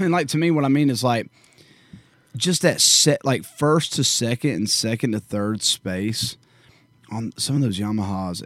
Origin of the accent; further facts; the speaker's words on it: Warner Robins, Georgia, United States; also born or lived in Bonaire, Georgia; growing up in Warner Robins, Georgia, and Bon Air, Georgia, uh, specifically